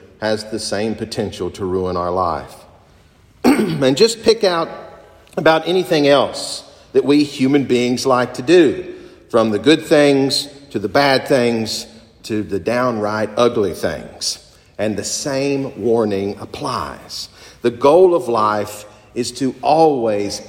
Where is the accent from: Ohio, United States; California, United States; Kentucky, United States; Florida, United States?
Kentucky, United States; moved away; my home country of Kentucky